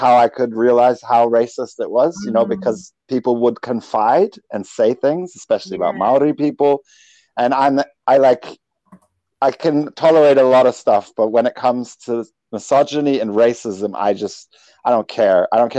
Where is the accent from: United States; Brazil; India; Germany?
Germany; also born or lived in England; Well, I grew up in Germany and I only spent a little time in America. So I get Irish a lot. I spend a long time in England.